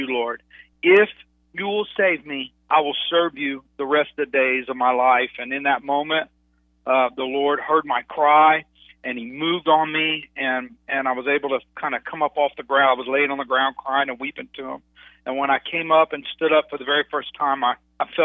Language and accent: English; Dallas, Texas, United States; I grew up in Dallas, Texas